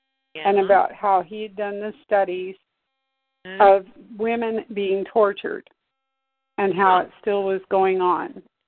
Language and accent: English; Arizona, United States; I'm from Arizona, but not from Tucson.